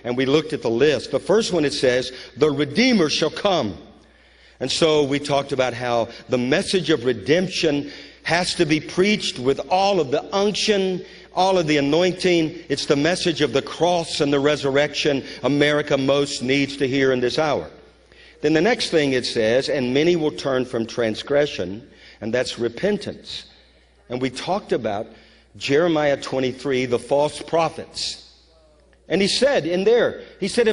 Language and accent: English; Louisiana, United States; moved away; I'm from Louisiana